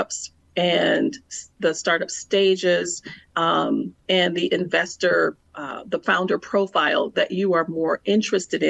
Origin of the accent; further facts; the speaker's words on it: Milwaukee, Wisconsin, United States; It was a public relations and marketing firm in my hometown of Milwaukee, Wisconsin